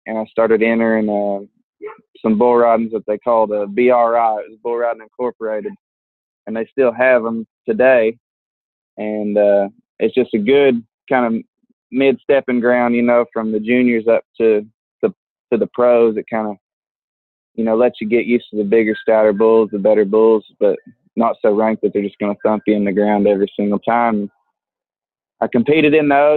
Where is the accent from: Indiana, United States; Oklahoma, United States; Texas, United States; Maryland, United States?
Oklahoma, United States; Fort Gibson; I'm from Fort Gibson, Oklahoma.